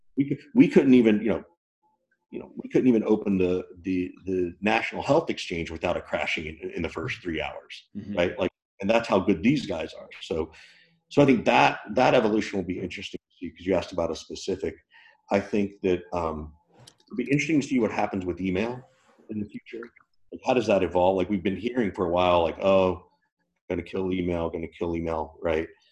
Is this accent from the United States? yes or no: yes; the South, United States; I grew up in the South.